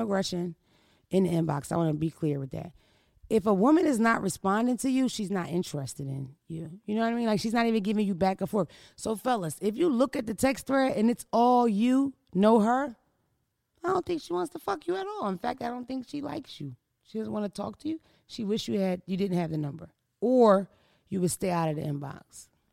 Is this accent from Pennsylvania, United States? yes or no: yes; Philadelphia, Pennsylvania, United States; I'm from Philadelphia